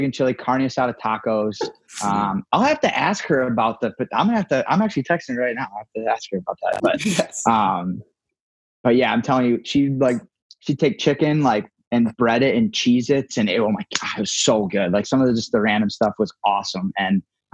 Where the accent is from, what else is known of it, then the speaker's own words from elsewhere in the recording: Toledo, Ohio, United States; ended up in Toledo, like my hometown